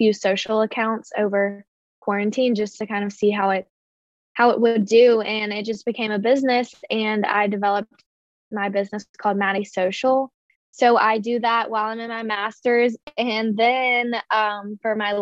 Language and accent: English; Jackson, Mississippi, United States; moved away as an adult; now in New York, United States; I'm originally from Jackson, Mississippi, and I went to Ole Miss.